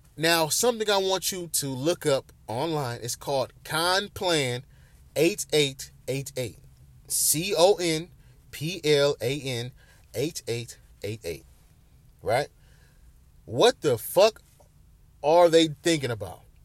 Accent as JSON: {"language": "English", "town": "Bedford", "region": "Ohio", "country": "United States", "tie": "born or raised there", "said": "my hometown, Bedford, Ohio"}